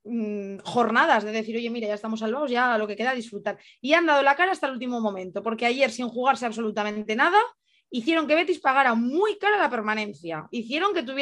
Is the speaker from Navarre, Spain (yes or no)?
yes; Tudela, Navarre, Spain; yo, yo que vengo de ser de Tudela, de ver al Rivera, me parece que es súper sencillo que se te lleven a todos los pesos pesados de un equipo.